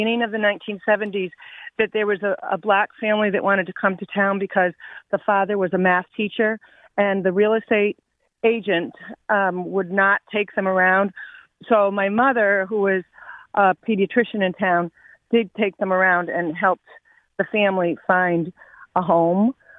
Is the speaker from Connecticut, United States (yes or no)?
yes; Glastonbury, Connecticut, United States; I grew up in Glastonbury. I live in Marlborough now.